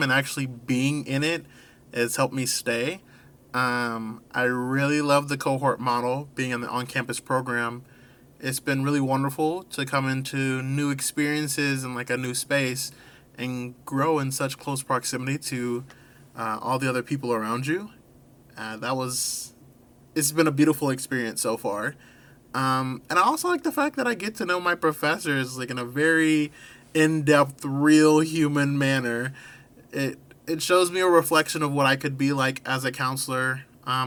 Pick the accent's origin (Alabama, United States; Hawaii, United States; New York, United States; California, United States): Alabama, United States; Mobile; moved away as an adult; now in North Carolina, United States; I am from Mobile, Alabama, which, as if you didn't already know, is the birthplace of Mardi Gras